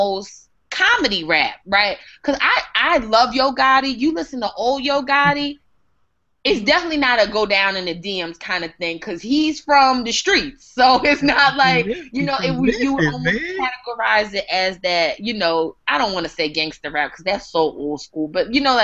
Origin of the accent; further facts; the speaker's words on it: New Jersey, United States; I grew up in the South Jersey area